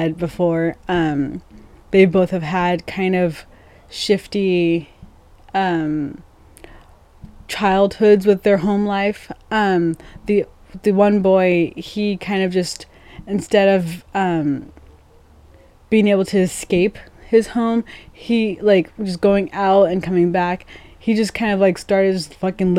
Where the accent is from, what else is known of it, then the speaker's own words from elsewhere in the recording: Longview, United States; moved away as an adult; my hometown